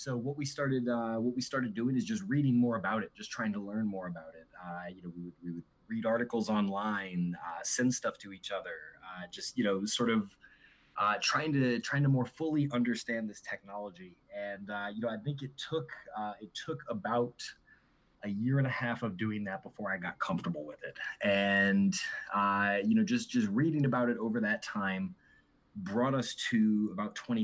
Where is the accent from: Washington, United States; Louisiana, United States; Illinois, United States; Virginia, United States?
Louisiana, United States; New Orleans; moved away as an adult; also born or lived in Auburn, Alabama; I was born and raised in New Orleans. Grew up in the South, the good old Southern United States